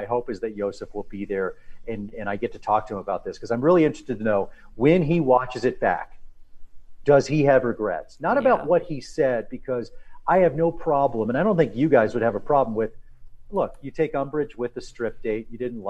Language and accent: English; the South, United States; I'm an older gentleman. I get it. And I'm also from the South.